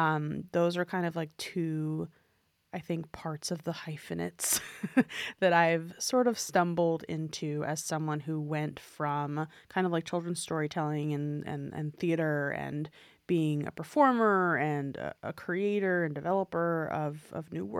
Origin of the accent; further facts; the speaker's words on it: New York, United States; I mean, I grew up in New York City, and my parents would like take me to a musical on my birthday every year when I was a kid.